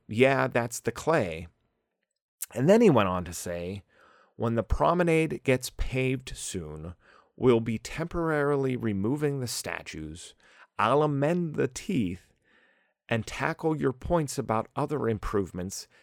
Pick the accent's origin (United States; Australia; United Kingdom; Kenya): United States; Pittsburgh, Pennsylvania; I'm from Pittsburgh